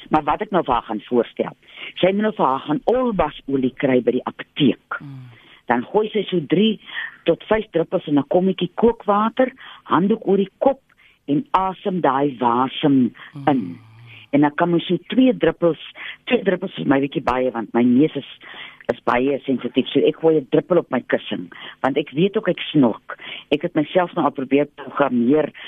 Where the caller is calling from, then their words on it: Randfontein, Gauteng, South Africa; van Randfontein wat vir jou die hanger gestuur het daai tyd.